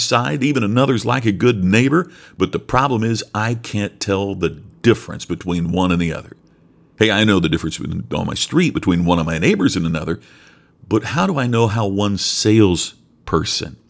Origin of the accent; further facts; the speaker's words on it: Crothersville, Indiana, United States; moved away; also born or lived in Seymour, Indiana; We were both born in Seymour, Indiana, but I grew up and went to school a few miles farther south in the even smaller Crothersville, Indiana.